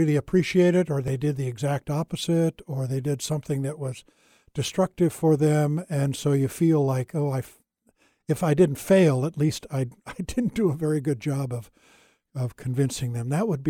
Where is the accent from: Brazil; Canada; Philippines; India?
India; I grew up in India and played with Indian kids, and color made no difference.